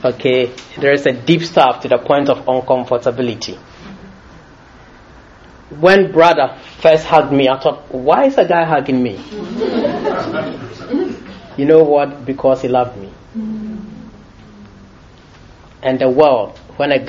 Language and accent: English; Ghana; moved away as an adult; now in United Kingdom; I was born in Britain, raised in Ghana, but I got to Britain